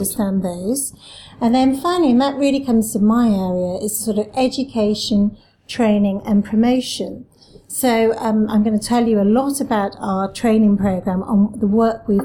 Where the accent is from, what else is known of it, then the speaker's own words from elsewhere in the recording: Cardiff, Wales, United Kingdom; moved away as an adult; also born or lived in Syracuse, New York; now in London, United Kingdom; I'm from Cardiff, so I am actually from Wales